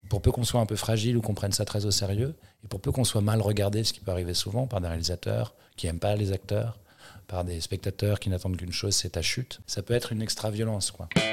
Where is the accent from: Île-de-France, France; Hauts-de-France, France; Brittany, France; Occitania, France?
Île-de-France, France; Paris; j'ai grandi à Paris